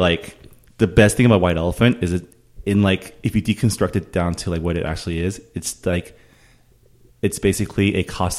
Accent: Canada; I am of Canadian nationality. I am of Chinese descent, and I am of American culturally.

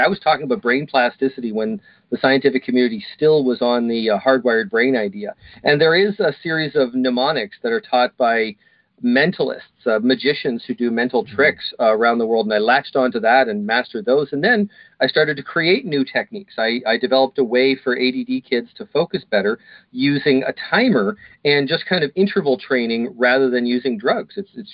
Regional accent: Kitchener, Ontario, Canada; I was born in Kitchener, Waterloo, Ontario, Canada

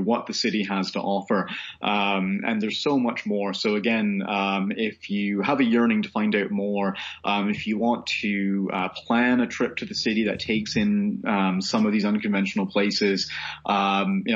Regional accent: Canada; moved away as an adult; now in Edinburgh, United Kingdom; growing up in Canada

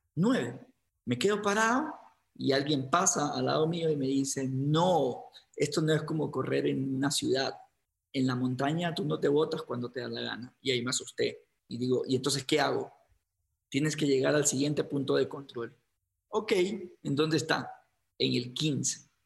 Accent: Guayaquil, Guayas, Ecuador; moved away as an adult; now in Quito, Ecuador; en Guayaquil, que es de donde me, en donde me crié, en Ecuador

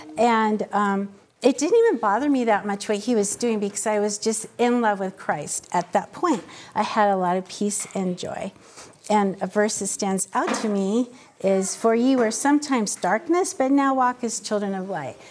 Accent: Wapato, Washington, United States; I was raised in Wapato, which is about an hour south of Yakima on the Indian reservation there

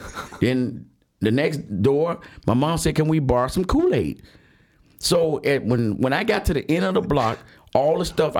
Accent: Chicago, Illinois, United States; Being an 8-year-old growing up in Allgill Gardens, which is a project on the south side of Chicago on 130th, right off the Doherty Road. We grew up poor.

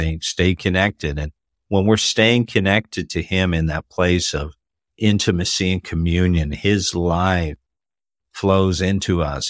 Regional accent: Toronto, Ontario, Canada; I'm originally from Canada. Was born in Toronto and raised in the Toronto area

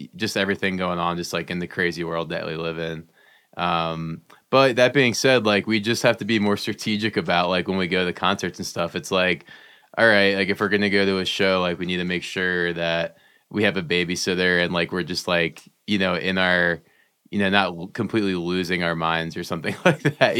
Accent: New Jersey, United States; I grew up in New Jersey

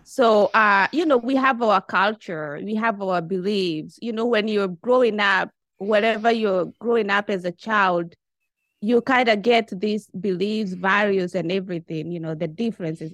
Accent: Kenya; moved away as an adult; now in Japan; I'm from Kenya. You know, I've been in Japan, uh, for the last twenty-one years.

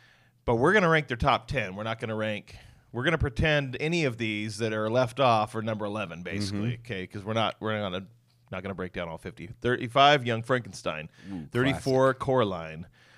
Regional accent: Washington, United States; of course, I'm from Western Washington, and you know, there's wet in the air, right?

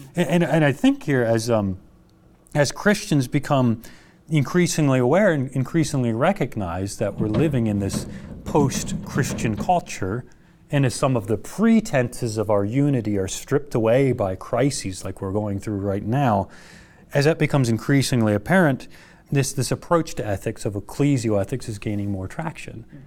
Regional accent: United States; as an American culture

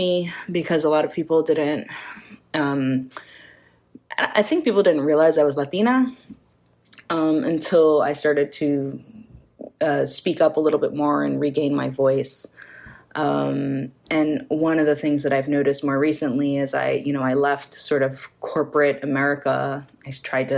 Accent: New York, United States; I'm New Yorican, which means I'm Puerto Rican, born and raised in New York

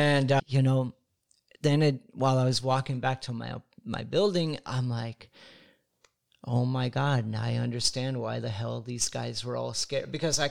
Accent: Midwest, United States; now in Los Angeles, United States; I'm from the Midwest. Mm-hmm. You know, I'd only been in L.A. a couple months. I'm from a small rural town.

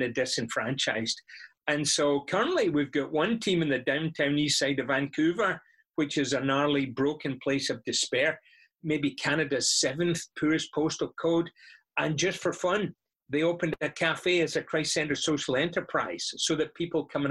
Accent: Scotland, United Kingdom; moved away; I'm from Scotland, and that's why I speak this way.

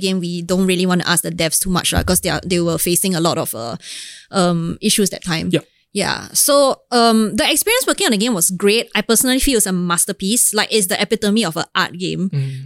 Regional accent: Singapore; I'm Singaporean

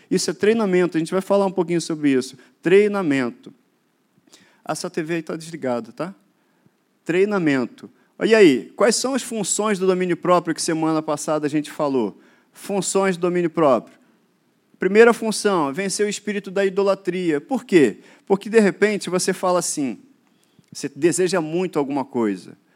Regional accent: Duque de Caxias, Rio de Janeiro, Brazil; also born or lived in Mato Grosso do Sul; sou daqui do Rio, de Caxias mais específico.

